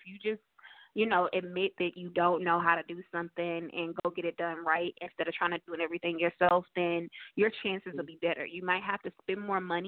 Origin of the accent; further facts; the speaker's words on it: St. Louis, Missouri, United States; moved away as an adult; also born or lived in California; now in Charlotte, United States; I'm originally from St. Louis, Missouri, and last year we were living in California. This year we're living in Charlotte